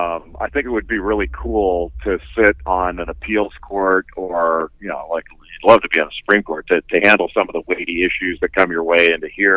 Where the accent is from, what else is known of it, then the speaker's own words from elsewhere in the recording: Los Angeles, California, United States; I grew up in Southern California in Los Angeles.